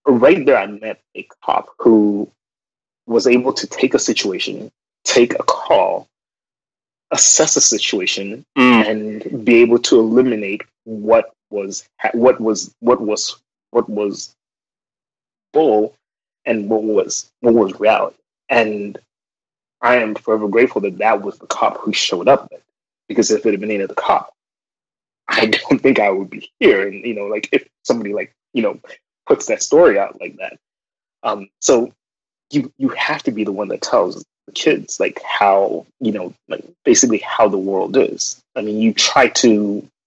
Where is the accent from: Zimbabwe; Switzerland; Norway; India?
Zimbabwe; moved away as an adult; now in United States; growing up in Zimbabwe